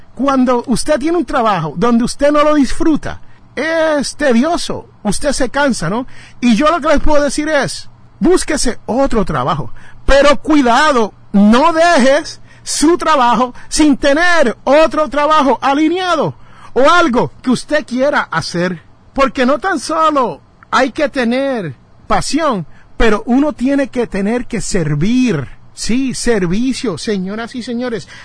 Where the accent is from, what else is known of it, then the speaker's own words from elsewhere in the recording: Jersey City, New Jersey, United States; el barrio mío es Jersey City, New Jersey. Yo nací en Jersey City y yo le llamo mi barrio